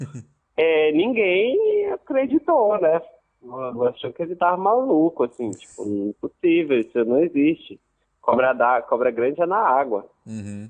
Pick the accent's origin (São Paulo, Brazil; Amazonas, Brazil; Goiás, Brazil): Amazonas, Brazil; Manaus; also born or lived in Santarém, Pará / Maraã, Amazonas; eu, eu, cresci em Manaus, né, principalmente. Eu fiquei, vivi até os cinco anos em Santarém, no Pará, e aí é, com seis já estava em Manaus